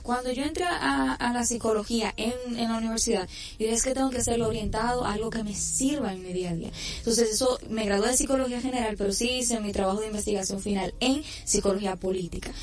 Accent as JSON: {"language": "Spanish", "town": "Santiago de los Caballeros", "region": "Santiago", "country": "Dominican Republic", "said": "por Santiago, por mi provincia, mi ciudad corazón"}